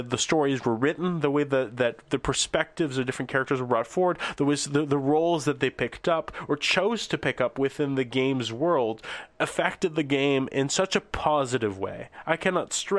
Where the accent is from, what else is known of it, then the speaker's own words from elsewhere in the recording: Canada; also born or lived in eastern Canada; I'm from Canada